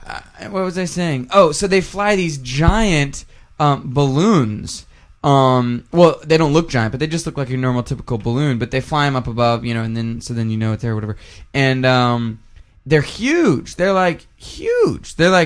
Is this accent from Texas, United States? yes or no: yes; Texas, United States; moved away; I grew up in Texas